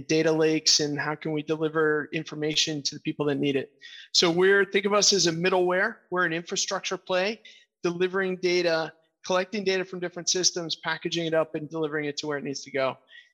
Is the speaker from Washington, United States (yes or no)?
no; Portland, Maine, United States; I grew up in Portland, Maine. I lived outside for a while. I moved back for a reason